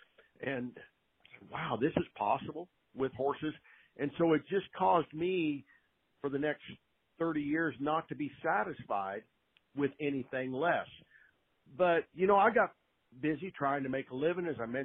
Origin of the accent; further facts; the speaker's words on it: West Coast, United States; how thankful I am now that I grew up on the West Coast and had the opportunity to be around great horses and great horsemen and horsewomen